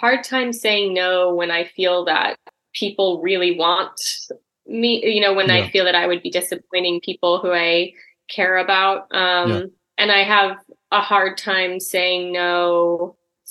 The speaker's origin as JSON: {"language": "English", "town": "Eugene", "region": "Oregon", "country": "United States", "tie": "born or raised there", "also_born_or_lived": "Chicago", "moved": "as an adult", "said": "I grew up in Oregon"}